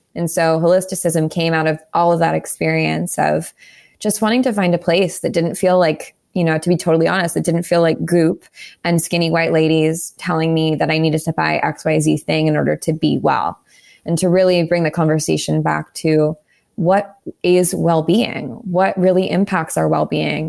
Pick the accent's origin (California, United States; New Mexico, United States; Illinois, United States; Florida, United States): California, United States; Southern; moved away as an adult; also born or lived in New York; I grew up in Southern California. I moved to New York